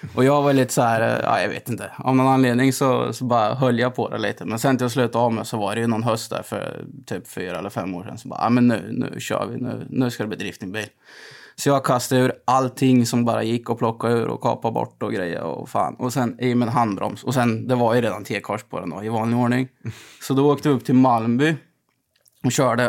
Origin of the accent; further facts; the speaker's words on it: Gammalkil, Östergötland, Sweden; jag är uppväxt i, i Gammalkind